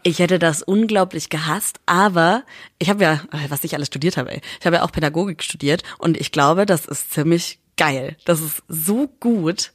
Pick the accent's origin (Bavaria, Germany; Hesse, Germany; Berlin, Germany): Bavaria, Germany; Schweinfurt; moved away; Ich komme ja aus Schweinfurt.